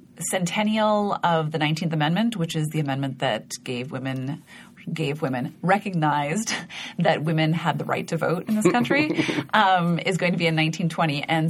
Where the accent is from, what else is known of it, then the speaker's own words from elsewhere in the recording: Montana, United States; moved away; About growing up in Montana and skiing.